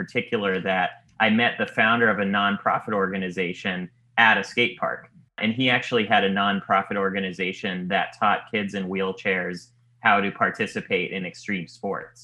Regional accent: Silicon Valley, California, United States; moved away as an adult; now in Los Angeles, United States; I grew up in the Silicon Valley

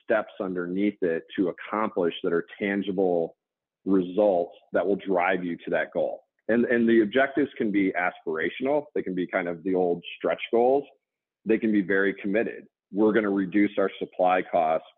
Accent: Kansas, United States; moved away as an adult; now in Ann Arbor, United States; I grew up in Kansas

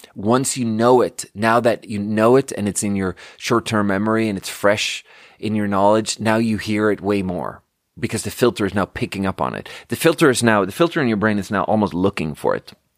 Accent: Canada; now in United States; that was clearly a Canadian burp.

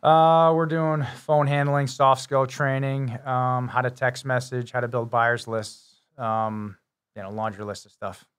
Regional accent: Connecticut, United States; also born or lived in Massachusetts; I lived in Connecticut all my life

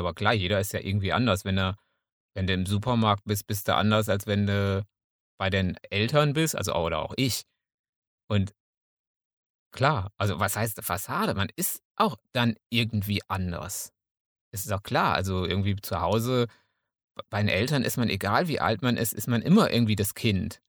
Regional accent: Münsterland, North Rhine-Westphalia, Germany; als Münsterländer

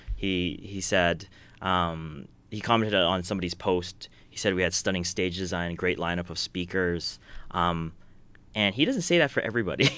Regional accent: Edmonton, Alberta, Canada; we're from Edmonton

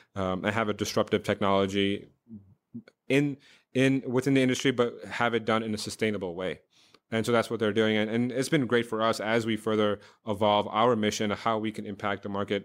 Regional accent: New York, United States; also born or lived in Oxford / India; I grew up in New York

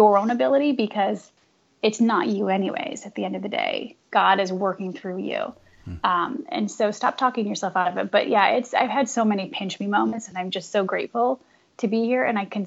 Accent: Midwest, United States; moved away as an adult; now in East Coast, United States; growing up in the Midwest, you have your big power churches

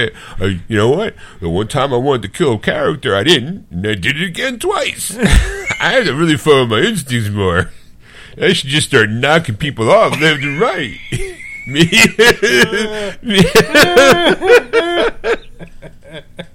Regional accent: Philadelphia, Pennsylvania, United States; I'm from Philadelphia.

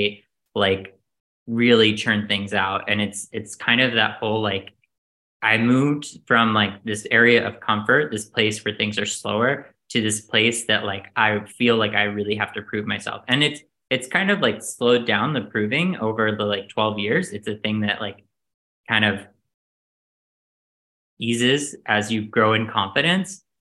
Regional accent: the South, United States; now in New York, United States; I think I'm from the South. There's a lot of proving that has to happen for you to make it in New York as a Southerner.

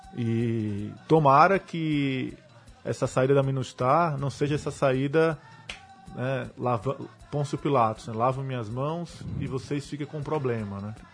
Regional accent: Brazil; also born or lived in Haiti; Sou brasileiro

